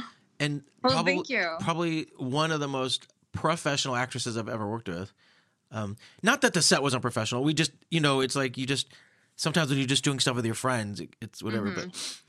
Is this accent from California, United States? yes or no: yes; California, United States; because I'm from Orange County. My mom's from Orange County.